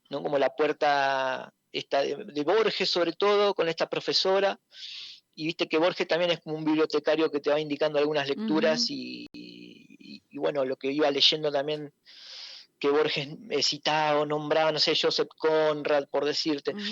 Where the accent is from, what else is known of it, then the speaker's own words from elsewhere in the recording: Gualeguaychú, Entre Ríos, Argentina; de Gualeguaychú.